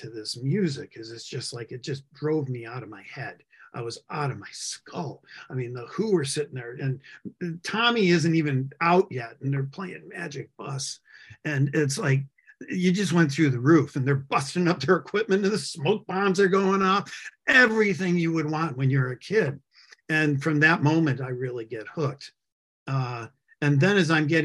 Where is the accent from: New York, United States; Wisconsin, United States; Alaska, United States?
New York, United States; Buffalo; moved away as an adult; also born or lived in Atlanta; I grew up in Western New York, by the way, in Buffalo, right near Buffalo